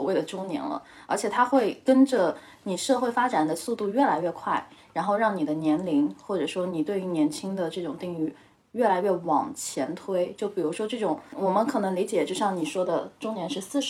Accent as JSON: {"language": "Chinese", "town": "Hangzhou", "region": "Zhejiang", "country": "China", "moved": "as an adult", "lives_now": "Beijing, China", "said": "因为我是杭州人嘛，虽然我在北京"}